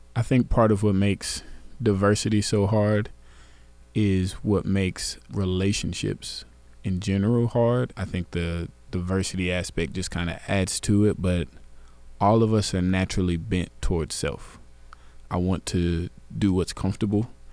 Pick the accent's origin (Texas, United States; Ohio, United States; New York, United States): Texas, United States; Garland; I'm from Garland, Texas